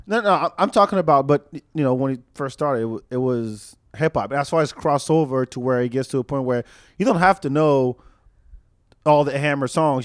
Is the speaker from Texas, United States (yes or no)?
yes; Austin, Texas, United States; we pride ourselves as the live music capital of the world